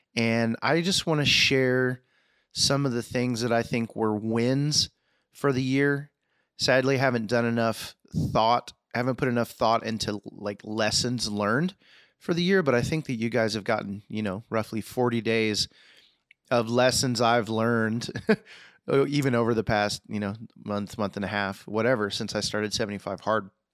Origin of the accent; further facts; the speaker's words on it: Houston, Texas, United States; moved away; Texas, Houston, my hometown